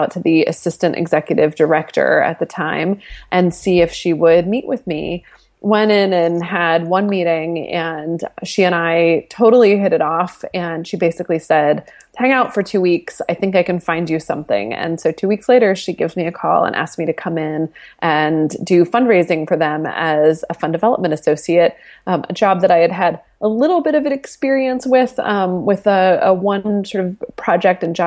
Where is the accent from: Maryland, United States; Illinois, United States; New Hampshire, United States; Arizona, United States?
New Hampshire, United States; moved away as an adult; also born or lived in Southern California; now in New York, United States; I grew up in New Hampshire. I am an East Coast girl